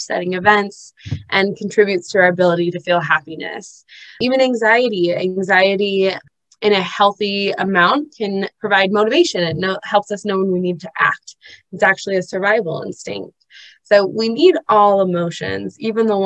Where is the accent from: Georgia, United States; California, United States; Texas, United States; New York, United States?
California, United States; Los Angeles; now in Utah, United States; I'm originally from Los Angeles